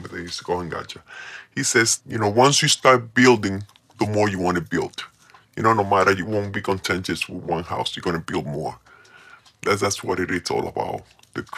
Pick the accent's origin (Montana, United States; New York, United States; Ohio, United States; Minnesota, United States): New York, United States; moved away as an adult; also born or lived in Colombia; I was raised in New York.